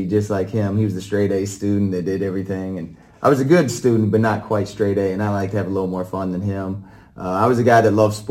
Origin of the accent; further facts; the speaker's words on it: Oak Ridge, Tennessee, United States; also born or lived in New York; I grew up in Oak Ridge, Tennessee, just outside Knoxville. And then, you know, my parents, they moved us down from New York